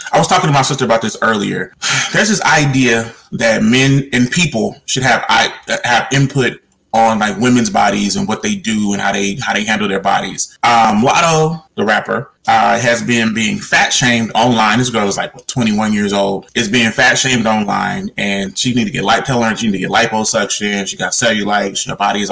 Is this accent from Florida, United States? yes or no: no; Las Vegas, Nevada, United States; growing up in Las Vegas, I knew people like Roscoe.